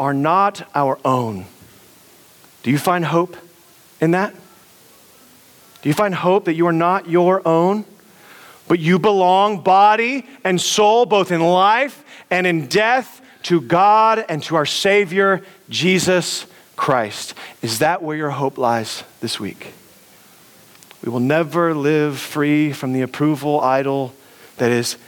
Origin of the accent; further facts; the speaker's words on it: United States; we're American